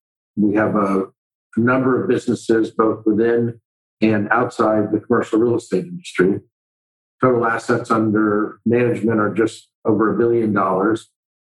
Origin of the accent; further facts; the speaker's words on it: Miami, Florida, United States; I went to Miami-Dade County Public School from first through 12th grade, you know, Blue Lakes Elementary School